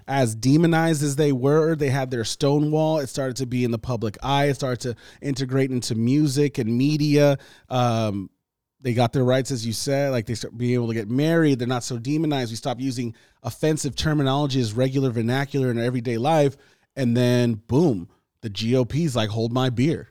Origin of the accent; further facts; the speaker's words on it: Nigeria; moved away; from Nigeria, my country, like my home country